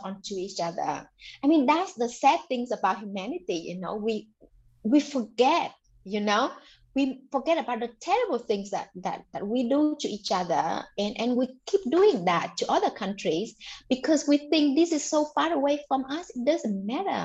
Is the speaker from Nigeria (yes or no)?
no; Mekong Delta, Bac Lieu, Vietnam; born or raised there; English is a second language; moved away as an adult; also born or lived in Ninh Binh province, Vietnam